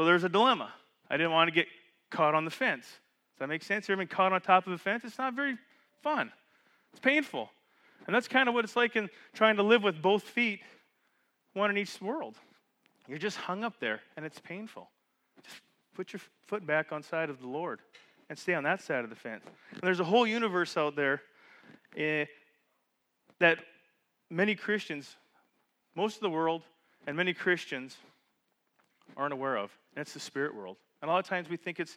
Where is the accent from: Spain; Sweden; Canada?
Canada; moved away; growing up in Canada, we had those big bug zappers at our cabin